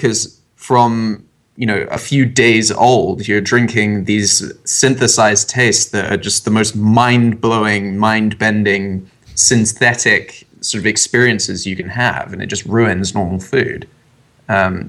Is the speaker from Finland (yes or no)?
no; England, United Kingdom; I'm half American, so when I was growing up, I always had to come across to America for my summer holiday